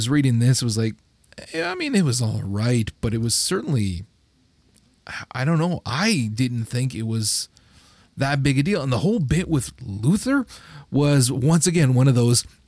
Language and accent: English; Canada; I'm Canadian